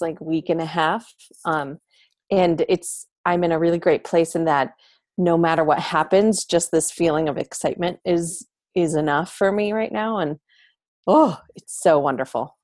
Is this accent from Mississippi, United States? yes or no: no; New York, United States; moved away as an adult; now in Denver, United States; I grew up in New York